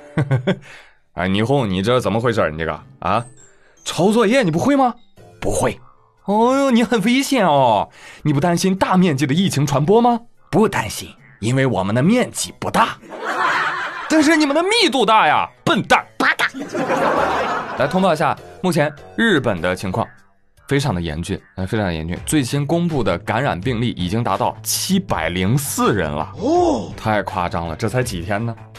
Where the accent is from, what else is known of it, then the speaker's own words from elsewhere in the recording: China; 我们中国人